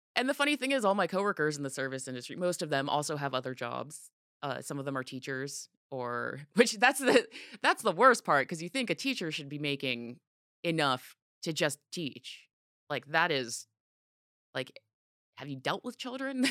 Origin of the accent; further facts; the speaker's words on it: Orange County, California, United States; I grew up in Orange County